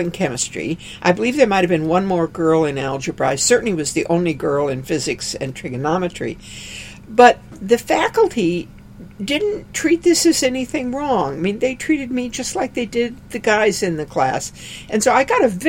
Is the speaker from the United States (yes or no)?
yes; Aberdeen, South Dakota, United States; I grew up in Aberdeen, South Dakota